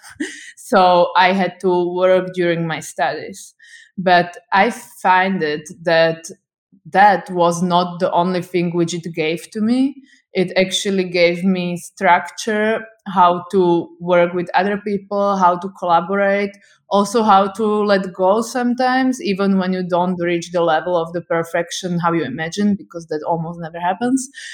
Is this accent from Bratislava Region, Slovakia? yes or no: yes; Bratislava, Bratislava Region, Slovakia; I'm from Slovakia, I'm from capital city, Bratislava